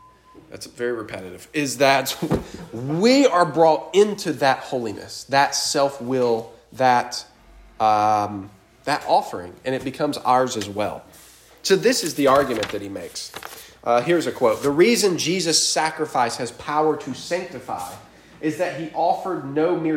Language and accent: English; Chattanooga, Tennessee, United States; I grew up in Chattanooga, and Chickamauga Battlefield